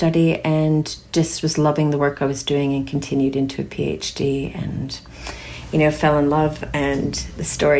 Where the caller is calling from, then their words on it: Castlemaine, Victoria, Australia; I'm calling in from Jajawaran country in regional Victoria, Castlemaine.